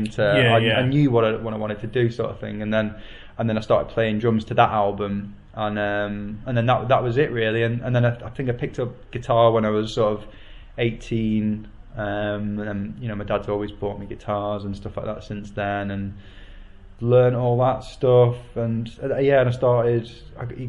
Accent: Warrington, North West England, United Kingdom; I grew up in Warrington, which is, and then the stock answer that follows that is it's in between Manchester and Liverpool.

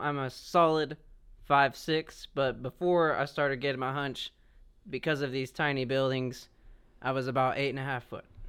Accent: United States; I'm an American

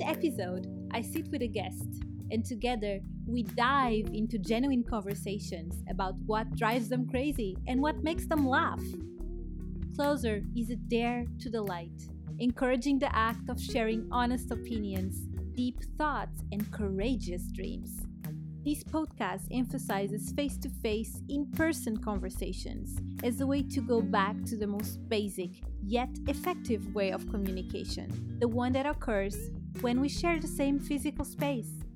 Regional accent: Portugal; also born or lived in Germany; I was born in Germany and raised in Portugal

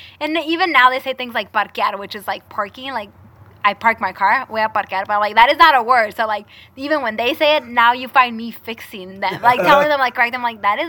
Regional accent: Mexico; first language Spanish; English is a second language; now in Los Angeles, United States; growing up in Mexico, that's how it is

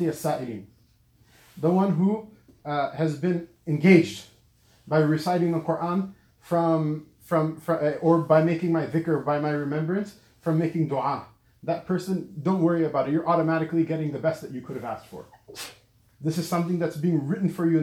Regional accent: Southern California, United States; also born or lived in Lahore, Pakistan; I grew up in Southern California

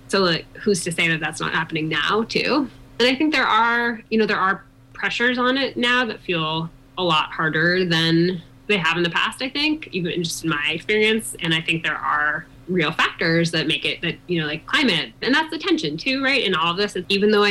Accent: East Coast, United States; moved away as an adult; now in Colorado, United States; I'm from the East Coast originally. I moved to Colorado to the Vail Valley when I was 21

